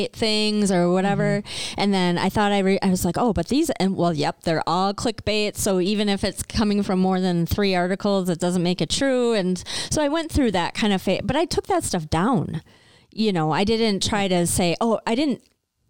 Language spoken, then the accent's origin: English; United States